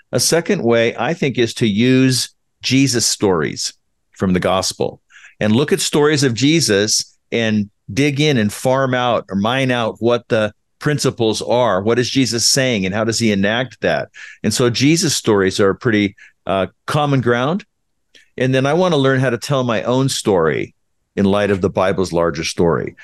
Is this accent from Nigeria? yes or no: no; California, United States; moved away as an adult; now in Utah, United States; I was born in Utah, but raised in California